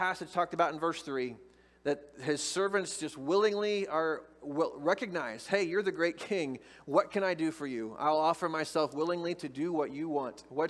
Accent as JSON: {"language": "English", "town": "Moberly", "region": "Missouri", "country": "United States", "tie": "born or raised there", "said": "I grew up in Moberly"}